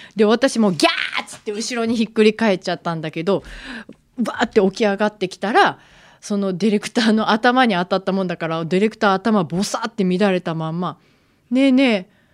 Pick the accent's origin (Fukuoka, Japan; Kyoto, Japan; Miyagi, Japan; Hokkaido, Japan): Kyoto, Japan; now in Tokyo, Japan; 京都が実家であの伏見稲荷神社が家から一番近い大きな神社なので毎年初詣行って